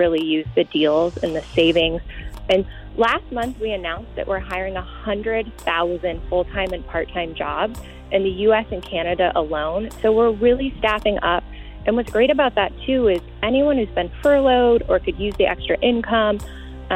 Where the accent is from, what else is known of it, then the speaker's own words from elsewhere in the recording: Pennsylvania, United States; I'm from Pennsylvania